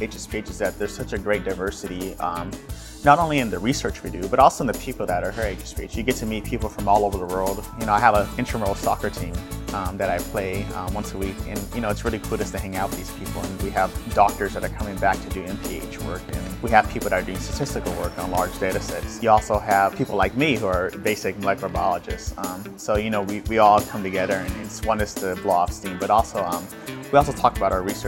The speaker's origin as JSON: {"language": "English", "town": "Los Angeles", "region": "California", "country": "United States", "tie": "born or raised there", "moved": "yes", "said": "I grew up in South Los Angeles, which is a working class neighborhood"}